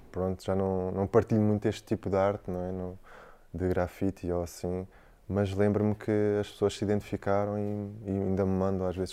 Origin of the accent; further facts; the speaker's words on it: Algarve, Portugal; moved away; Eu saí do Algarve cedo. Eu saí do Algarve, deixei a minha mãe cedo.